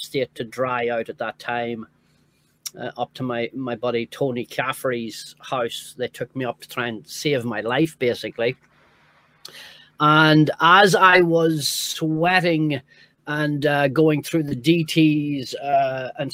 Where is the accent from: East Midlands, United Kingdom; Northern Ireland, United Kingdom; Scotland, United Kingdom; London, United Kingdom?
Northern Ireland, United Kingdom; moved away; also born or lived in New York; growing up in Northern Ireland